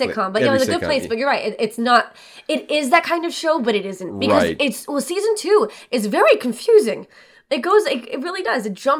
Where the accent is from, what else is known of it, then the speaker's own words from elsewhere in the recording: Boca Raton, Florida, United States; moved away as an adult; now in New York, United States; I grew up in Boca Raton, Florida, which is a predominantly Jewish town.